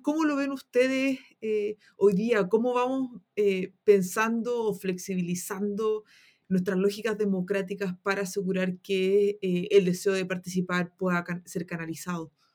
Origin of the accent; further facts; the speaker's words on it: Antofagasta, Chile; moved away as an adult; now in Santiago, Chile; yo soy una antofagastina que quería estudiar una carrera en las ciencias sociales y en Antofagasta eso no es posible.